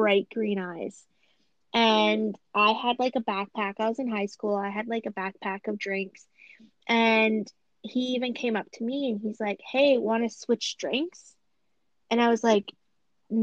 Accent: Thunder Bay, Ontario, Canada; I grew up in Thunder Bay

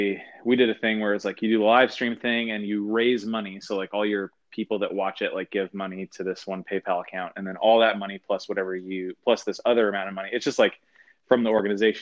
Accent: Seattle, Washington, United States; I grew up in the Northwest, like up in Washington State, and I grew up there

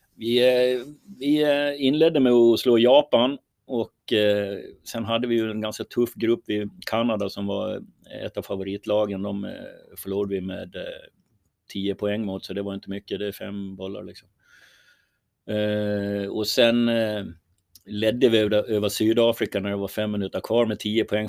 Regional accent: Sweden

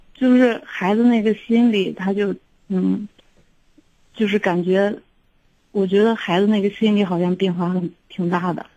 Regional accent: Xi'an, Shaanxi, China; also born or lived in Weinan / Pucheng; 我们老家本身都是西安的

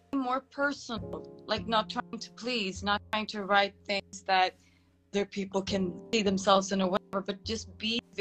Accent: Sweden; now in Bucharest, Romania; I'm living in Bucharest, Romania, but I'm from Sweden

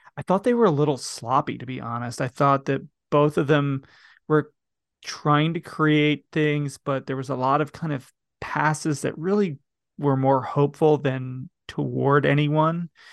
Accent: United States; I'm an American

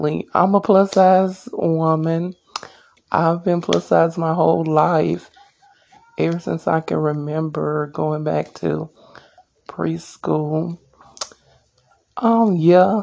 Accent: Alabama, United States; also born or lived in Dothan, Alabama; I'm from Alabama.

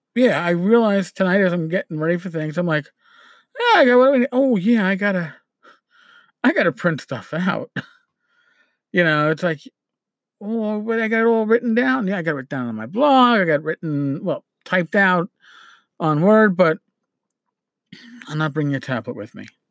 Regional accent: New York, United States; accent: New York; my New York accent

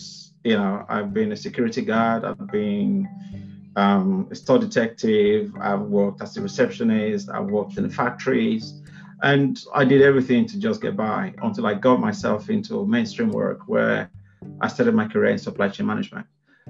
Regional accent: Benin City, Edo, Nigeria; now in United Kingdom; I'm a first generation migrant from Nigeria. I was born and brought up in Benin City in Edo State, which is popularly referred to as a cradle of black civilization.

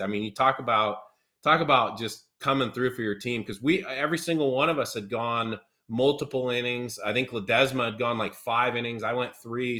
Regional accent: Seattle, Washington, United States; now in Louisville, United States; my hometown Mariners

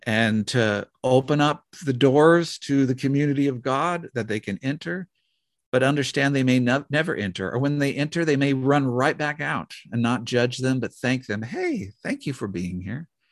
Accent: the Northwest, Pacific Northwest, United States; growing up in the Northwest

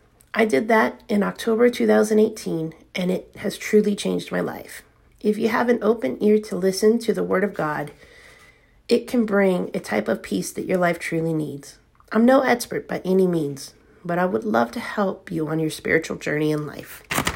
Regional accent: the South, United States; I'm from the South.

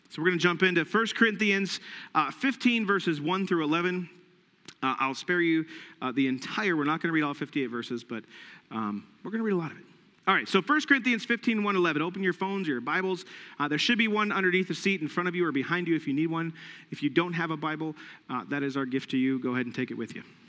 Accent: United States; us, as the American church

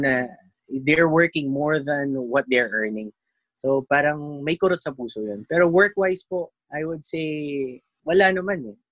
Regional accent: Philippines; moved away as an adult; now in Saudi Arabia; bilang isang Pilipino

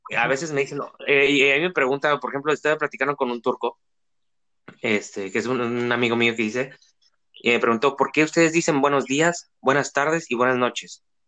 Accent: Mexico; como mexicanos y como estudiantes

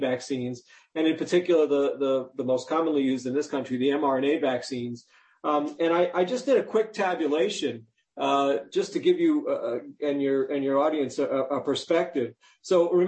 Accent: New York, United States; I grew up in New York

